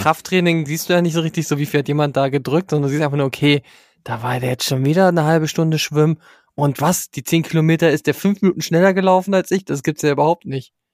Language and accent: German; Germany; first language German; mir als Deutscher